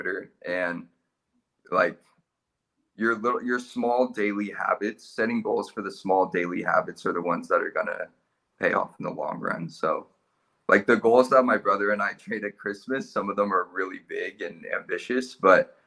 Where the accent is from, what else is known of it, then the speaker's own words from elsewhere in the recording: California, United States; moved away as an adult; now in Australia; I was born in California